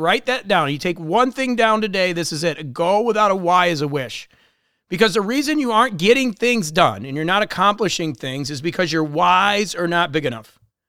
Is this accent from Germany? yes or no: no; Chicago, Illinois, United States; also born or lived in Florida / Colombia; I grew up in Chicago in this area and obviously spent a lot of time in Florida and Columbia.